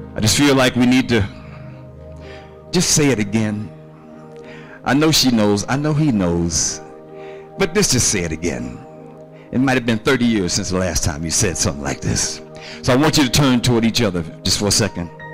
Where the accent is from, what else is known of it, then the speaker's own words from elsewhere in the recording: San Francisco, California, United States; born and raised in San Francisco, uh, beautiful city